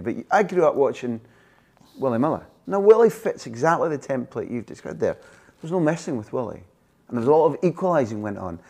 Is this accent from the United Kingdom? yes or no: yes; Scotland, United Kingdom